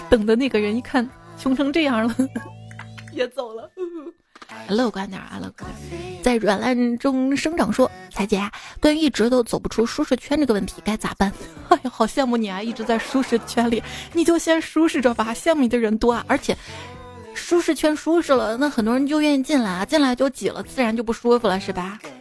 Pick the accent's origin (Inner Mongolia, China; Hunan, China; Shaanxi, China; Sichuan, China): Shaanxi, China; Xi'an; 我是西安出生、西安长大的